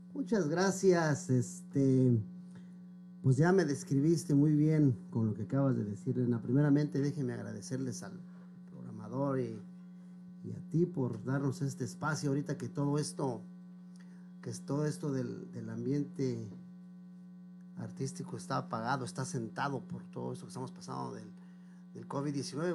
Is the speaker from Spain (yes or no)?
no; Zitácuaro, Michoacán, Mexico; moved away as an adult; also born or lived in Mexico City; now in Brooklyn, United States; me tuve la fortuna de que mi mamá me llevara a Michoacán. Y ahí fue donde empecé a hacer uso de memoria